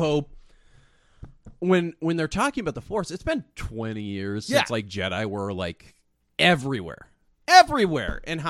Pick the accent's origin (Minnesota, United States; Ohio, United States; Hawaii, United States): Minnesota, United States; Twin Cities; it's kind of like the Twin City Syndrome that I have, where it's just like, I love my hometown